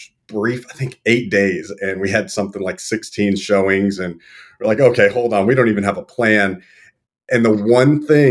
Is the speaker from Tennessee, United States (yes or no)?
no; Texas, United States; moved away; also born or lived in Florida / Arizona; I live up in North Texas. I'm from Texas originally. I've lived all over a bit, you know, Florida, Arizona.